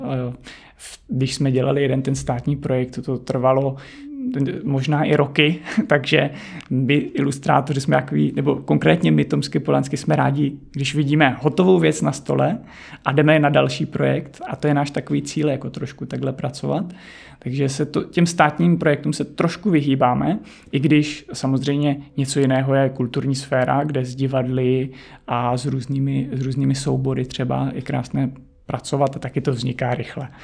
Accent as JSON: {"language": "Czech", "town": "Nové Město na Moravě", "region": "Vysočina Region", "country": "Czechia", "tie": "born or raised there", "moved": "yes", "lives_now": "Prague, Czech Republic", "said": "já jsem z Vysočiny, pocházím z Vysočiny, z Nového města na Moravě"}